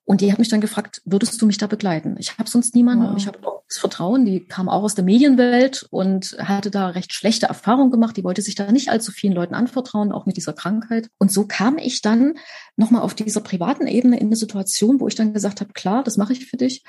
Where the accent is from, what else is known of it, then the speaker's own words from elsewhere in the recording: Leipzig, Saxony, Germany; Ich bin in Leipzig geboren, genau zur richtigen Zeit, wo nämlich Wende war und wo alles neu losging